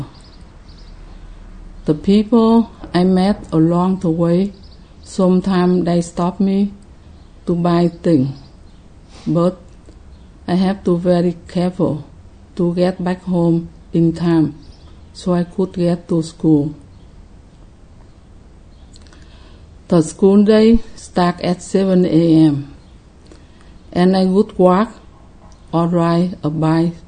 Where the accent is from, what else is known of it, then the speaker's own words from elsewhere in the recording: Ho Chi Minh City, Vietnam; I was born in Saigon, South Vietnam, in 1951